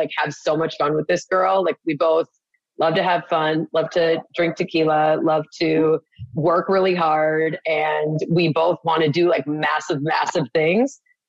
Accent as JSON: {"language": "English", "region": "Wisconsin", "country": "United States", "said": "We're all from, we're all from Wisconsin."}